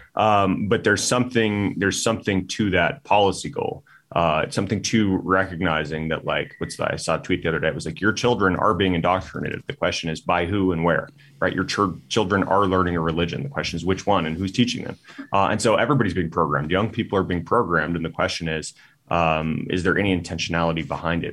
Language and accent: English; Tucson, Arizona, United States; Tucson, my hometown